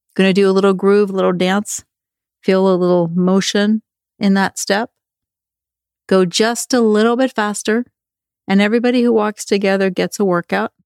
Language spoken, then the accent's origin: English; Norway; moved away; when I was a kid growing up in Norway